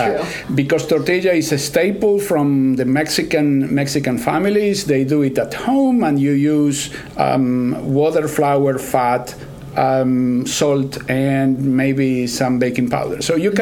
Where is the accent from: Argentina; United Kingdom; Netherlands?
Argentina; English is a second language; also born or lived in Texas / New York; now in Kansas, United States; I'm originally from Argentina, mm-hmm. And I've been in the States for about 30 years. So right. I picked up accent from different places like Texas, New York, and now I'm in Kansas, so it's an average of all the accents.